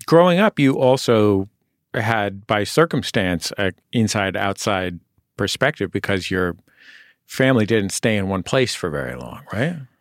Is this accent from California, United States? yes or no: yes; California, United States; growing up in California, uh, to be Latino meant, uh, you know, for people in my neighborhood, it meant to be Mexican